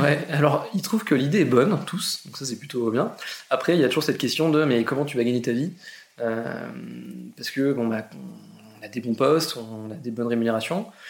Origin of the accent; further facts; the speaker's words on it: Argentan, Normandy, France; je suis normand, je viens d'Argentan, une petite ville euh, en Normandie, 15 000 habitants